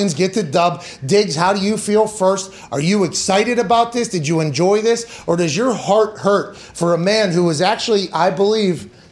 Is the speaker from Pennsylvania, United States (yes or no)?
yes; Pittsburgh, Pennsylvania, United States; I was raised in Pittsburgh